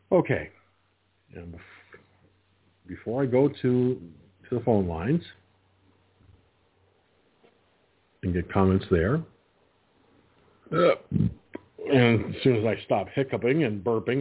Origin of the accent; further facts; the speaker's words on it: 89 miles north of New York City, United States; I'm a New York guy from up further north, like 89 miles away from New York City.